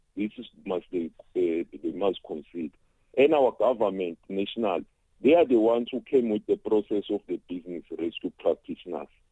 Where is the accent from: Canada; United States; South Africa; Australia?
South Africa; as South African